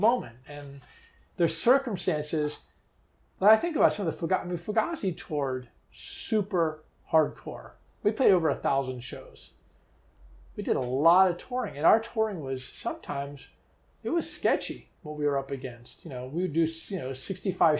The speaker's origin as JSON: {"language": "English", "town": "Washington", "region": "District of Columbia", "country": "United States", "tie": "born or raised there", "said": "growing up in Washington, D.C. made us hypersensitive to that. This is a tourist town."}